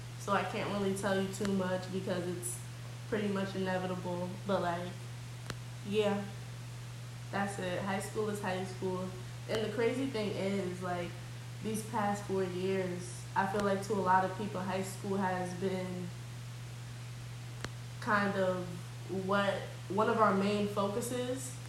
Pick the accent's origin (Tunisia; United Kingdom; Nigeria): Nigeria; I'm Nigerian.